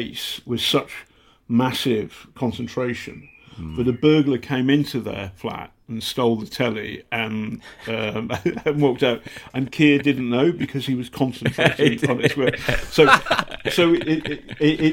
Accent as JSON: {"language": "English", "area": "Hampshire", "region": "South East England", "country": "United Kingdom", "tie": "born or raised there", "also_born_or_lived": "Altrincham", "accent": "slight northern", "said": "we moved to Hampshire, and then I was brought up in Hampshire from 10 to 18"}